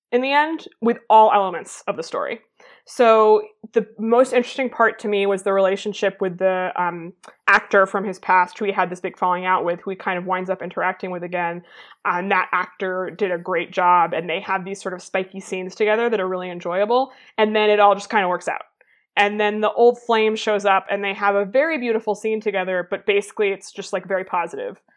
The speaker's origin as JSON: {"language": "English", "country": "United States", "said": "as an American"}